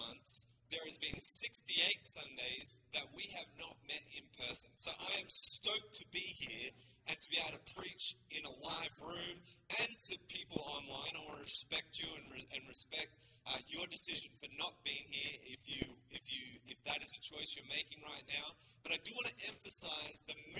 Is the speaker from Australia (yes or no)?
yes; Australia; accent: Australian; also born or lived in Sydney; now in Canada; I am a Canadian citizen, but we were born in Australia